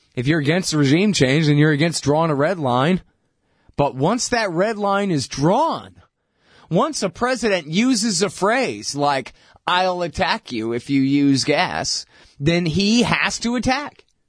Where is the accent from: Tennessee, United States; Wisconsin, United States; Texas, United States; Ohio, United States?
Texas, United States; Austin; I'm from Texas